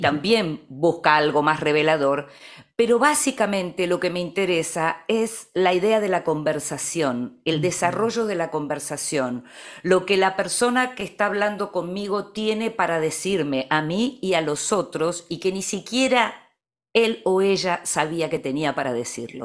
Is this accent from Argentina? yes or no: yes; Argentina; que puedo tener yo como argentina